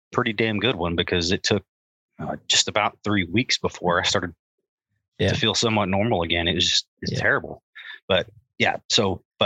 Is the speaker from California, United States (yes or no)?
no; Hereford, Texas, United States; I'm from Hereford